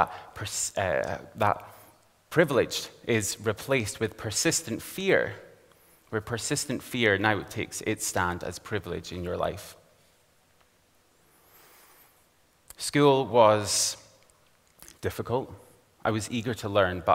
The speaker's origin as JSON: {"language": "English", "town": "Aberdeen", "region": "Scotland", "country": "United Kingdom", "tie": "born or raised there", "said": "I grew up here in Aberdeen, in a very respectable suburban area, right here in the northeast of Scotland"}